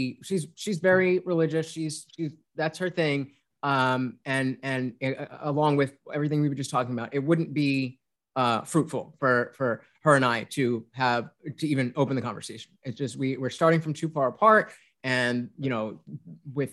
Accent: United States; I'm an American child

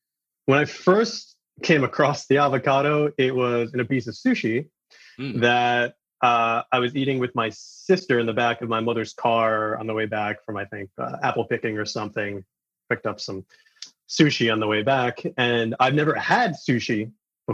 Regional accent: New York City, New York, United States; Being from Queens, New York, it's kind of automatic for being exposed to basically every cuisine the planet has to offer

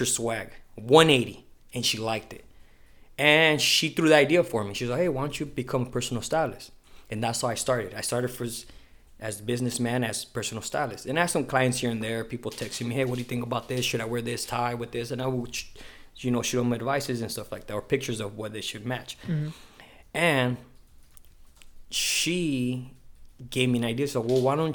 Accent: Imperial Beach, California, United States; also born or lived in Chula Vista, California; I was born here in Chula Vista, raised in Imperial Beach

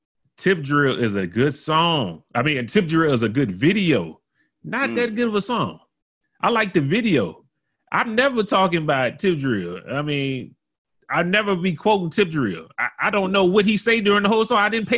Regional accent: the South, United States; I'm from the South

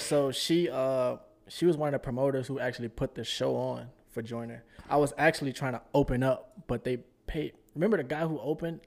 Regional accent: New Orleans, Louisiana, United States; moved away as an adult; also born or lived in Houston; Originally born and raised in New Orleans.

